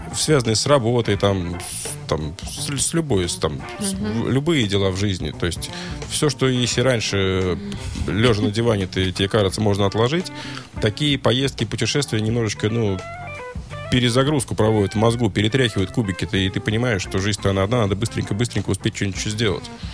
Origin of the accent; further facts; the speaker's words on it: Russia; мы из России